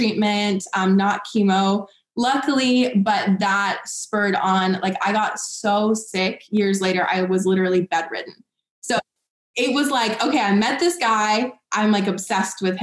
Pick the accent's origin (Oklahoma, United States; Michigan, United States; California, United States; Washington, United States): Washington, United States; Seattle; moved away as an adult; also born or lived in Los Angeles; I'm from Seattle